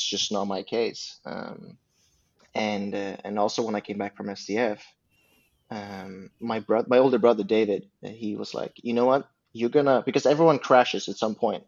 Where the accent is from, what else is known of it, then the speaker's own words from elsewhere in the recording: Uppsala, Uppsala County, Sweden; English is a second language; now in Stockholm, Sweden; I come from Uppsala, and I'm the youngest of six.